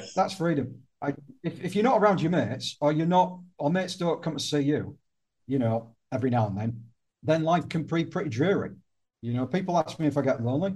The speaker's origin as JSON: {"language": "English", "region": "the north of England", "country": "United Kingdom", "moved": "yes", "lives_now": "Malta", "said": "I'm Northern English"}